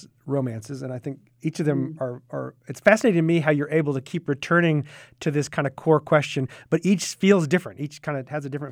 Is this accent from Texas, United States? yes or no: yes; North Texas, United States; I grew up in North Texas, which is very much … territory